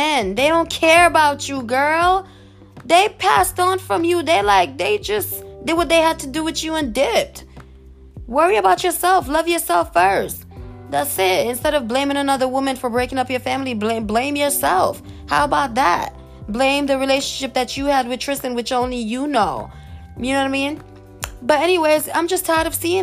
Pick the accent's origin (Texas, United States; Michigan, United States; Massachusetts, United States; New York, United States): New York, United States; I come from New York